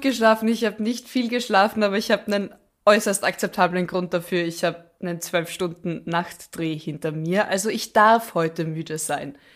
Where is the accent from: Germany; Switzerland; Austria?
Austria; bei uns in Österreich